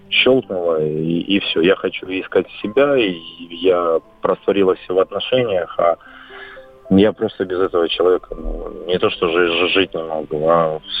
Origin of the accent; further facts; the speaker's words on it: Donetsk, Donetsk Oblast, Ukraine; now in Crimea; я сам из Донецка, но живу в Крыму.